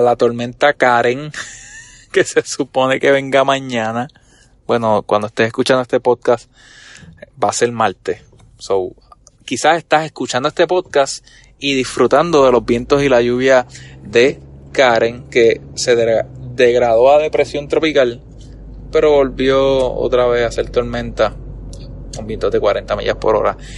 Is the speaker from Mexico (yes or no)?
no; Puerto Rico; como buen boricua